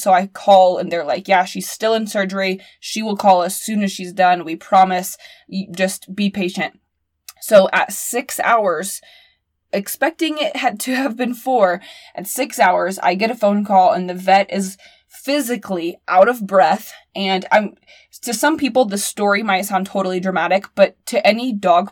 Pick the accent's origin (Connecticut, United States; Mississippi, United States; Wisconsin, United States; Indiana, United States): Indiana, United States; being from Indiana